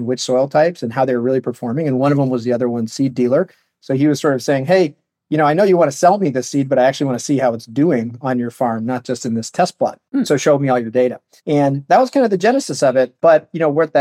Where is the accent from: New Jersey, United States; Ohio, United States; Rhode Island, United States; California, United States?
California, United States; Palo Alto; I'm from Palo Alto. Grew up in Silicon Valley